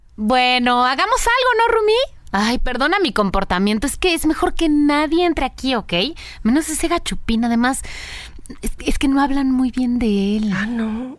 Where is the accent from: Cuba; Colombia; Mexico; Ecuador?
Mexico; las dos somos mexicanas